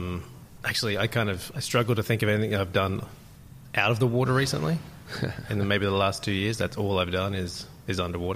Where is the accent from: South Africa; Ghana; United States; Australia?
Australia; Terrigal, New South Wales; I grew up in a little town called Terrigal in Australia. It's just north of Sydney.